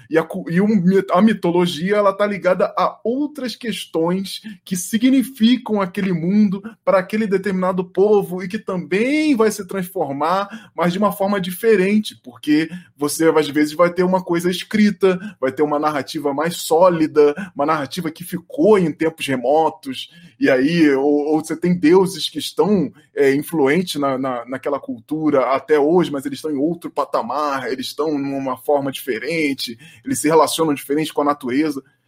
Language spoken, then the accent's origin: Portuguese; Rio de Janeiro, Brazil; eu sou carioca